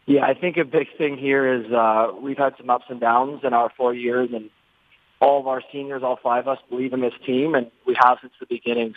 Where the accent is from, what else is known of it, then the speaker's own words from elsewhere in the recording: just outside of Toronto, Ontario, Canada; moved away; I grew up just outside of Toronto